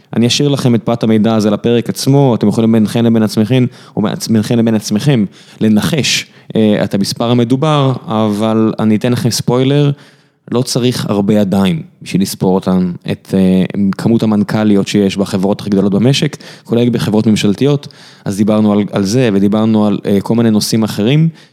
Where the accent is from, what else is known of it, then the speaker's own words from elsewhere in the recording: Beersheba, Southern District, Israel; כבאר שבעי בורן אנד רייזד